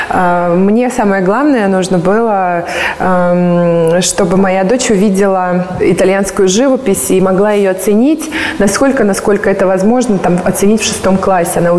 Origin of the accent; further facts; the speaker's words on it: Russia; born there; Я считаю, что нам вообще всем повезло, что мы родились вот в России, потому что у нас есть, во-первых, 4 года времени.